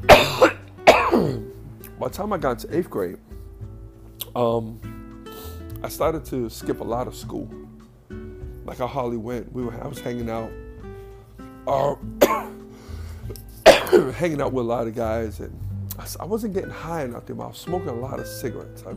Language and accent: English; New York City, New York, United States; also born or lived in Queens; I grew up in the Bronx with the black kids